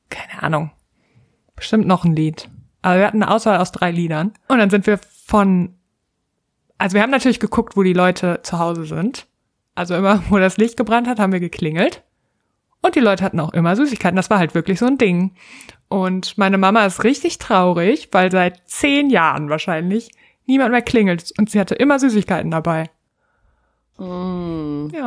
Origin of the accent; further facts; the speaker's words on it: North Rhine-Westphalia, Germany; ich komme aus Westfalen.